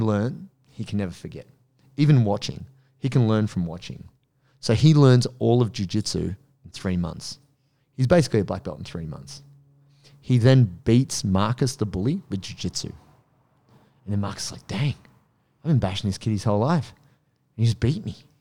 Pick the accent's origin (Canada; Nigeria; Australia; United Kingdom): Australia; Penrith, New South Wales; I grew up in Penrith